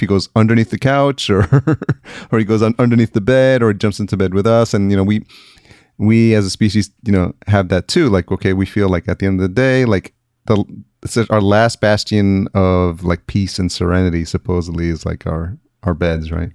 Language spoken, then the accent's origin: English; Yonkers, New York, United States; moved away as an adult; also born or lived in East Village, New York City; now in Los Angeles, United States; I grew up in Yonkers